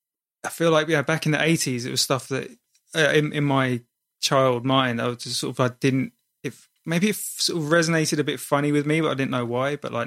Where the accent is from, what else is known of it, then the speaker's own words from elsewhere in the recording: Brighton, South East England, United Kingdom; I come from Brighton in England.